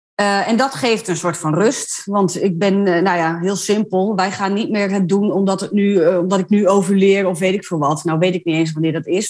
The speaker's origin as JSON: {"language": "Dutch", "town": "Ommen", "region": "Overijssel", "country": "Netherlands", "said": "ik kom uit Ommen"}